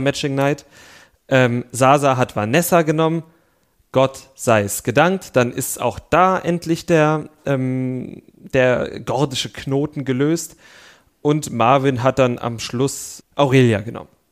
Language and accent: German; East Germany, Germany; ich komme aus dem Osten